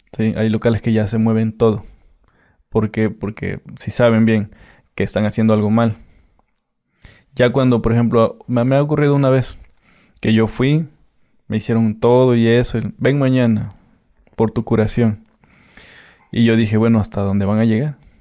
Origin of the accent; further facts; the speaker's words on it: Catemaco, Veracruz, Mexico; yo soy de Catemaco